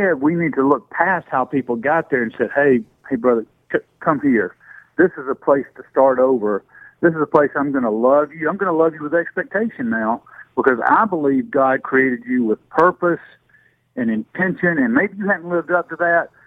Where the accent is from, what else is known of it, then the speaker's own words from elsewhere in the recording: Greenville, Alabama, United States; I was born and raised down in James Fan territory, down in Greenville, Alabama